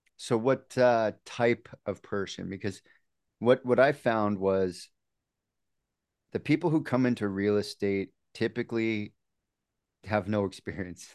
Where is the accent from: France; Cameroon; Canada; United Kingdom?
Canada; I'm from Canada, you know, Dave, we're, we're from Canada here